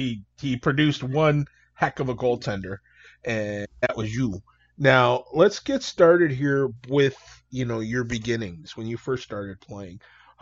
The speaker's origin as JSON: {"language": "English", "town": "Toledo", "region": "Ohio", "country": "United States", "tie": "born or raised there", "said": "I was a poor kid from North Toledo"}